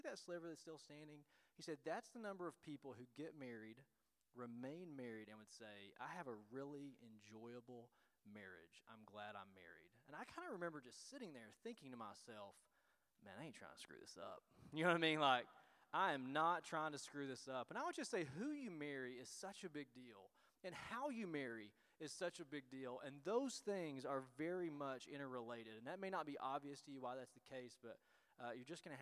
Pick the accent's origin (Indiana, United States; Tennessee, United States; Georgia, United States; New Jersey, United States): Tennessee, United States; now in Illinois, United States; we are from Tennessee, and so that's where our accents come from, or maybe mine